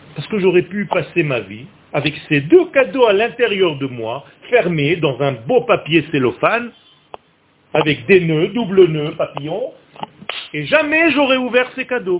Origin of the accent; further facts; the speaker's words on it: Beersheba, Southern District, Israel; je suis né à Bercheva